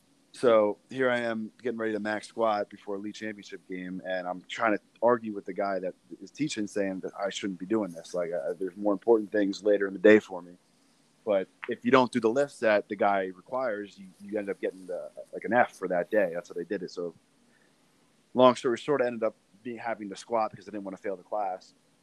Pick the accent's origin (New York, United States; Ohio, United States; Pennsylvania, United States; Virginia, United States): Pennsylvania, United States; Lebanon; My parents both grew up there, so my family's always been around there. And it's a big basketball town.